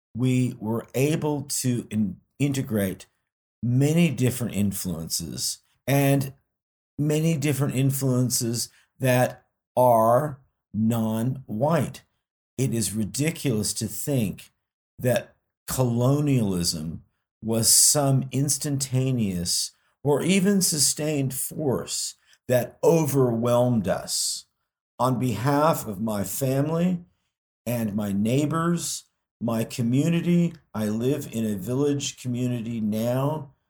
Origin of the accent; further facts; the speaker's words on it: United States; even though I'm a citizen of two other countries, you know, I, I do identify as American